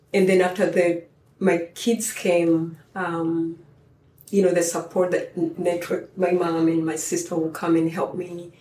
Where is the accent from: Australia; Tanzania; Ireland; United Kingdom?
Tanzania; moved away as an adult; now in United States; growing up in Tanzania